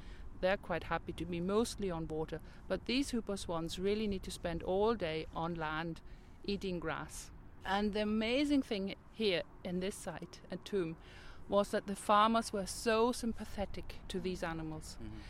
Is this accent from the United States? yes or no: no; Germany; English is a second language; moved away as an adult; now in Northern Ireland, United Kingdom; I came from Germany and I thought, this is unbelievable. Northern Ireland is like paradise. I was a young person then. I was about 20. I had worked in Germany in conservation.